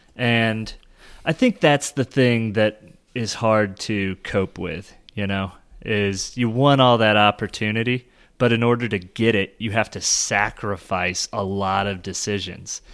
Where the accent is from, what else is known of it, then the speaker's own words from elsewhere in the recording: Kansas City, United States; I am from Kansas City